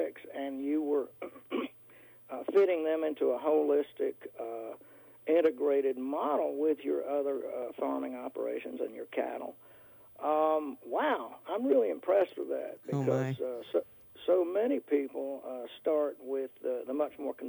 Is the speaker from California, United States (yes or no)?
no; North Carolina, United States; now in Northern Virginia, United States; I live in Northern Virginia, out in the country, and I grew up in North Carolina